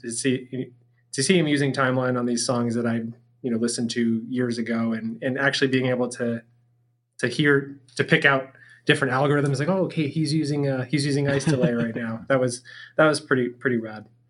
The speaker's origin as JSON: {"language": "English", "region": "Massachusetts", "country": "United States", "tie": "born or raised there", "moved": "yes", "said": "both Pete and I grew up in Massachusetts"}